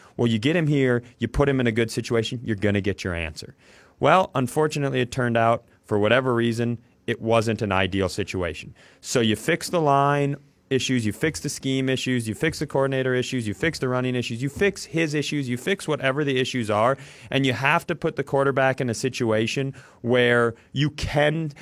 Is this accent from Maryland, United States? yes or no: no; Worthington, Minnesota, United States; I grew up in Worthington, Minnesota